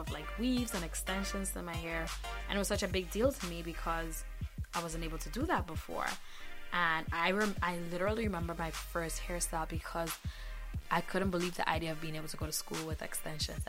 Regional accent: Grenada; moved away; I grew up in Grenada in the Caribbean

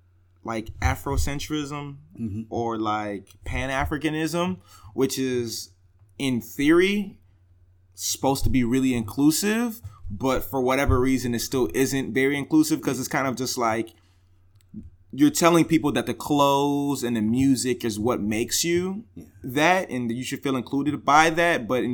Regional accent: Homewood, Illinois, United States; also born or lived in Chicago, United States; I grew up in the South suburbs in the Nigerian household.

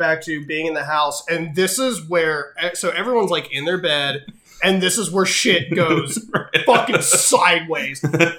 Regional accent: Texas, United States; I grew up in Texas.

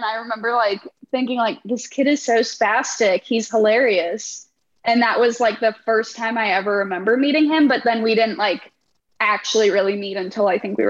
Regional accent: Overland Park, Kansas, United States; also born or lived in Chicago, Illinois; I was born in Chicago, but moved to Kansas when I was really young. So I grew up in Overland Park, probably 5 minutes away from Brandon

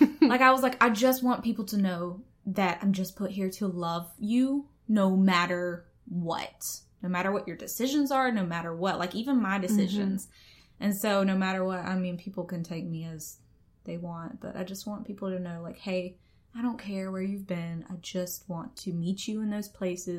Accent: Atmore, Alabama, United States; accent: Southern; I'm from Atmore, Alabama, hence the accent

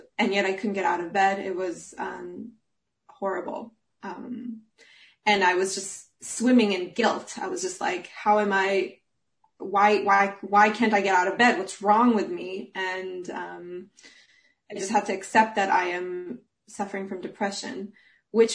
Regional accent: Jerusalem, Jerusalem District, Israel; moved away as an adult; also born or lived in Munich, Germany; now in Flensburg, Germany; I'm originally from Jerusalem, Israel, and I live here because I got a job as an opera singer

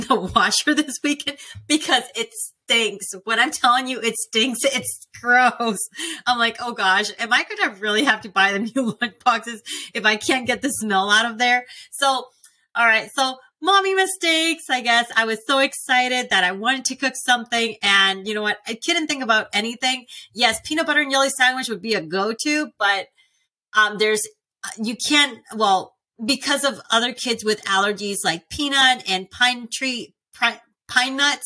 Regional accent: Puerto Rico; moved away as an adult; also born or lived in Alabama / California / North Dakota; now in Georgia, United States; I grew up in Puerto Rico my whole life, meaning from the age of six that I started there. I was raised there till I got married my first time to the age of 22.

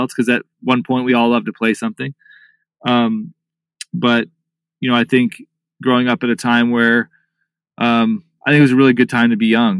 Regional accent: South Orange County, California, United States; I grew up in a sort of a middle-class family in a beach town in South Orange County. Still live in Laguna Beach to this day

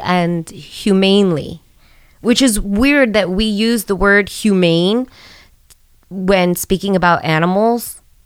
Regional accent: New York City, New York, United States; we grew up on Sedgwick Avenue in the Bronx

